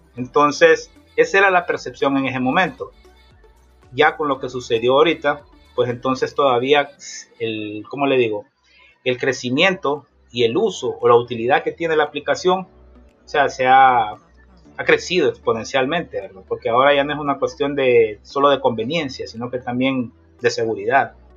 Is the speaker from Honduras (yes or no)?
yes; Tegucigalpa, Francisco Morazán, Honduras; moved away as an adult; also born or lived in Florida, United States; now in United States; soy originario de Tegucigalpa, Honduras